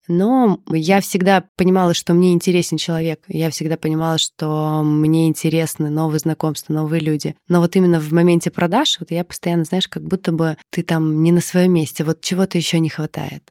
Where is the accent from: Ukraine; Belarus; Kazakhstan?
Ukraine; Odesa, Odesa Oblast; now in Moscow, Russia; я сама из Одессы, и когда-то там в 12-13 лет я очень много, много где работала